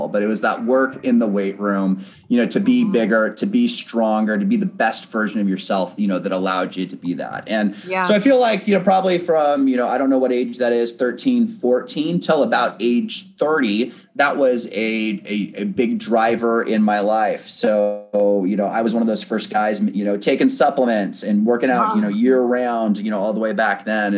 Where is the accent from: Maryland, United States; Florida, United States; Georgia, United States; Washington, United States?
Washington, United States; Bellevue; also born or lived in San Diego, California; I am originally from Bellevue, Washington. That is where I am born and raised